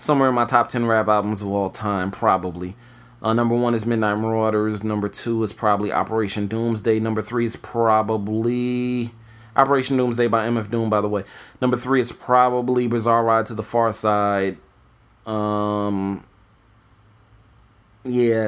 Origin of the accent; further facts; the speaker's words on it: New York, United States; moved away; also born or lived in Florida; I'm from New York originally.